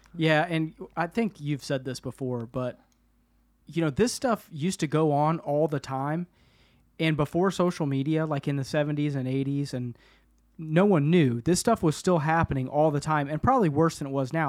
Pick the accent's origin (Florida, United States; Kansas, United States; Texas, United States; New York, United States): Kansas, United States; Kansas City; Where I grew up in Argentine